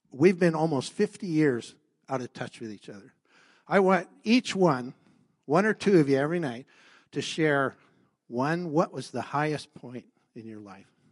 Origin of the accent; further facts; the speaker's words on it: Mercer Island, Washington, United States; now in Canada; I was born in Mercer Island, came up to Canada